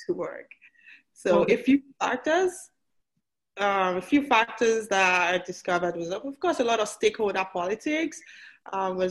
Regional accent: Nigeria; moved away as an adult; also born or lived in Port Harcourt; I was born in Nigeria. I went to college in Nigeria. I got my PhD in Nigeria

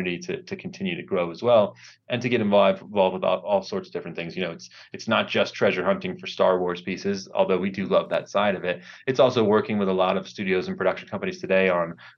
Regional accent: Maryland, United States; moved away as an adult; now in Los Angeles, United States; I grew up in Maryland, went to college in Maryland

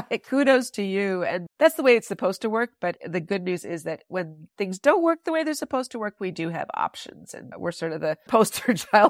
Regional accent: Wisconsin, United States; there has always been work to be done here in my home state of Wisconsin.

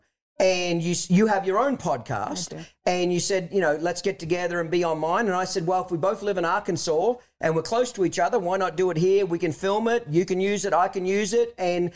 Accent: Australia; moved away as an adult; now in United States; I'm from Australia originally, moved here in 1997

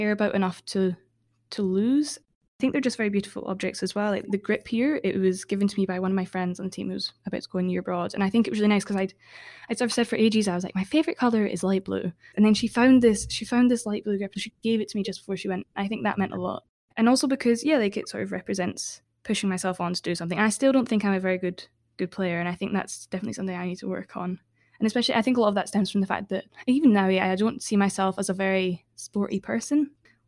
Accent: Central Belt, Scotland, United Kingdom; I'm from the Central Belt

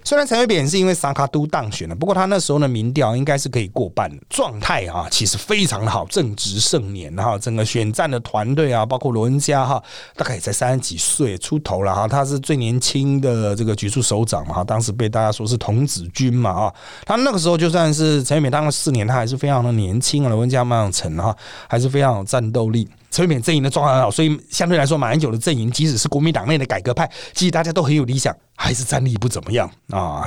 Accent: Miaoli County, Taiwan; 我苗栗人。

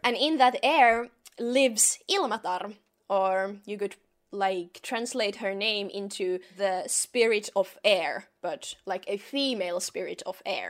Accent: Finland; I am from Finland, from the northern parts of the world

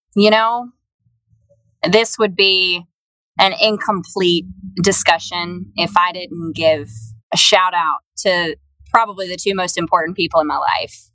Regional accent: Alabama, United States; moved away as an adult; also born or lived in Memphis; my hometown of Alabama

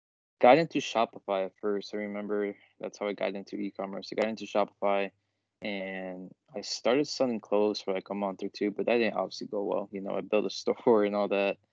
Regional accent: outside of Chicago, Illinois, United States; We grew up out here outside of Chicago

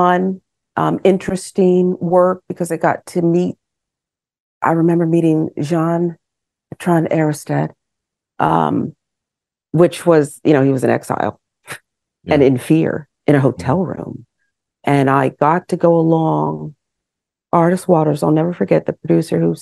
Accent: West Chester, Pennsylvania, United States; I grew up in Westchester, Pennsylvania

